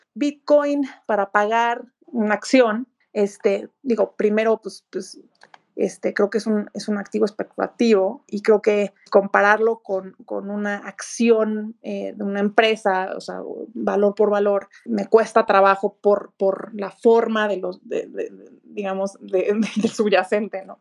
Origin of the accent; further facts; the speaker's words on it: Mexico; como mexicana